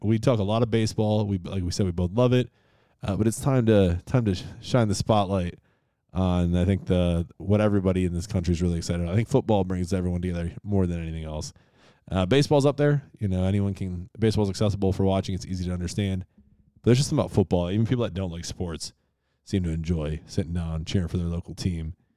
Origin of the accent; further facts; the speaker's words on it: Rochester, New York, United States; born at least in my hometown, Rochester, New York.